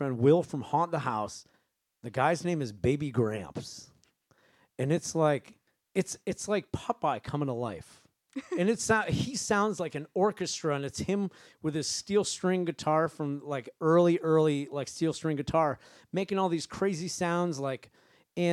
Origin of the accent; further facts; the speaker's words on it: Maine, United States; I grew up in Maine, and my dad's a jazz piano player